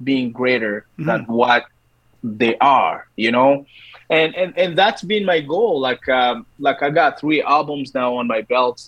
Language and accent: English; DR Congo; moved away as an adult; now in Canada; I am a Canadian, but also I am an African from the Republic, the Democratic Republic of Congo. I've been here in Canada for 12 years now